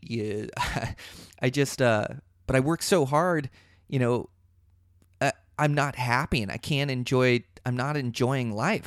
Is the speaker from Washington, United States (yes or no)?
yes; Seattle, Washington, United States; now in Montana, United States; I come from Seattle